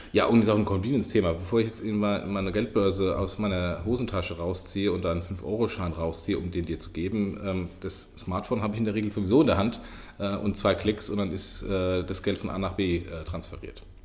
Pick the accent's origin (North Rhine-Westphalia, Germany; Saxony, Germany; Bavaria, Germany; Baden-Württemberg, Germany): Bavaria, Germany; Lower Franconia; accent: Hessian; moved away; also born or lived in Hesse; ich bin ein Unterfranke. Ähm, zwar mit einem okay. hessischen Dialekt, äh, aber ich bin immer noch ein gebürtiger Unterfranke